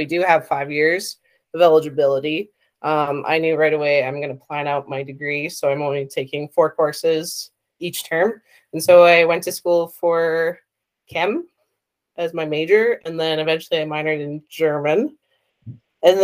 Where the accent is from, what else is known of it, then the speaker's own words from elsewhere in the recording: Edmonton, Alberta, Canada; also born or lived in Sherwood Park, Alberta; now in Saskatoon, Canada; I grew up in Edmonton, but I went to school in Sherwood Park, so that's like half an hour outside of Edmonton